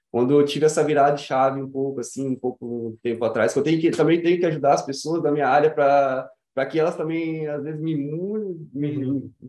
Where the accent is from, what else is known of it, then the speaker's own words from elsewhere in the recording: Vitória, Espírito Santo, Brazil; also born or lived in Cariacica; vim de família humilde, nasci aqui no Espírito Santo mesmo, né? Vitória. Vitória. Uhum. Só que eu moro em Cariacica, sempre moro em Cariacica, né? Uhum. perto da Água Branca, do prédio da Água Branca.